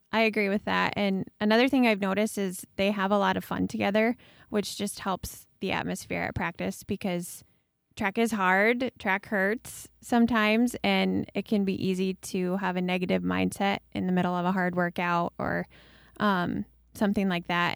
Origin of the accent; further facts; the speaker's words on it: New Hartford, Iowa, United States; I grew up just down the street from Kaylee in New Hartford